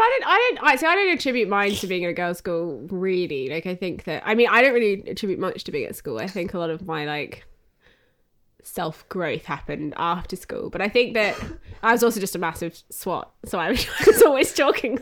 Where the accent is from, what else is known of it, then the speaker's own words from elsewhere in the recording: Australia; moved away as an adult; now in United Kingdom; growing up in Australia